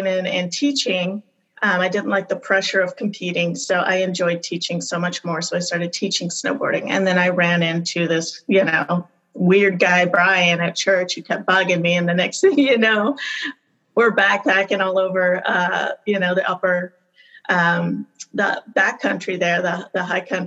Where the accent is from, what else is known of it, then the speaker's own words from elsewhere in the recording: California, United States; also born or lived in Bishop, California / Mammoth Lakes, California / Tehachapi, California; I was raised in California, kind of high desert, born in Bishop and lived in Mammoth, kind of, you know, ski area. And then my family moved to little town Tehachapi.